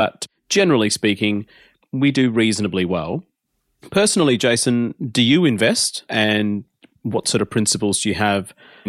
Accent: Australia; I'm Australian as any other Australian, but my ethnicity is of Indian background.

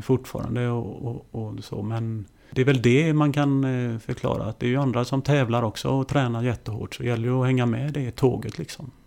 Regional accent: Kungälv, Västra Götaland, Sweden; jag kommer ju från eh, eh, Ytterby hette det då, Kungälv då. Eh, mm. där spelar jag eh, eh mina pojklagsår

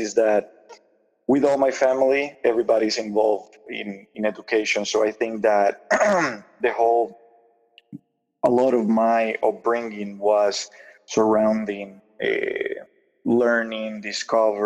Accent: Puerto Rico; first language Spanish; English is a second language; now in Michigan, United States; I grew up in Puerto Rico. I was born there back in the 80s

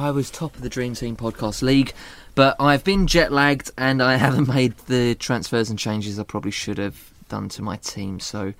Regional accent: Dagenham, London, United Kingdom; also born or lived in Croydon; I grew up in Dagenham.

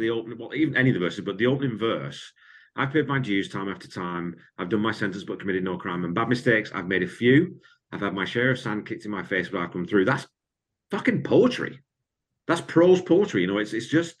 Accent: Wigan, North West England, United Kingdom; moved away; I grew up in Wigan

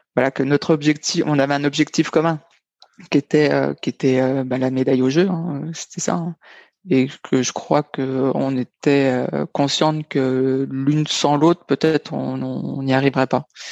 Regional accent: Dijon, Bourgogne-Franche-Comté, France; moved away as an adult; also born or lived in Nevers / Toulouse; j'étais originaire de Dijon, j'étais passé par Nevers, j'étais à ce moment-là, j'étais à Toulouse

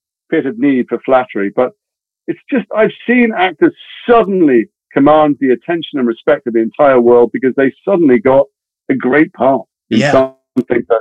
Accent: Liverpool, North West England, United Kingdom; moved away as an adult; I grew up in Liverpool

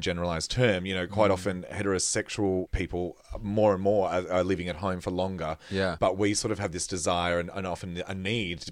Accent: Australia; I'm Australian

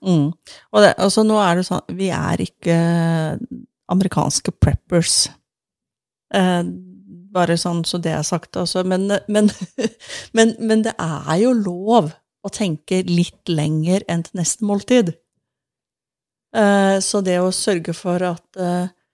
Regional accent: Sandnes, Rogaland, Norway; moved away; Jeg vokste jo opp i Sandnes eh, ved Stavanger

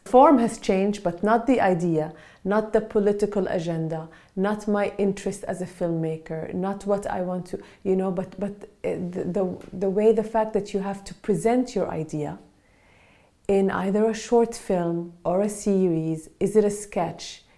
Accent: Palestine; now in Norway; I'm actually Palestinian from Palestine originally

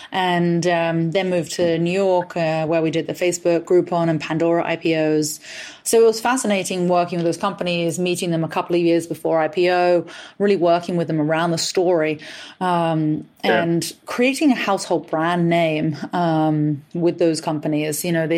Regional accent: England, United Kingdom; accent: mishmash of American, Australian, and English; now in United States; You are absolutely right that I am originally from England. My father is actually Australian and has been an entrepreneur since he was about 16 years old. He moved to England and I grew up there, but I've actually been in the US now for 10 years.

